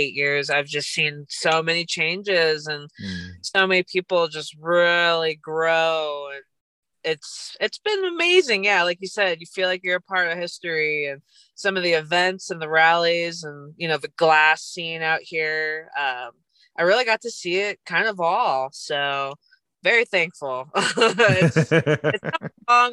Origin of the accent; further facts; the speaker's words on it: St. Louis, Missouri, United States; now in Colorado, United States; I am originally from St. Louis, Missouri.